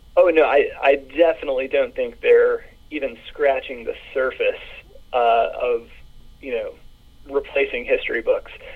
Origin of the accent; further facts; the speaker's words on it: the South, United States; I grew up in the South, and my parents are baby boomer Mississippians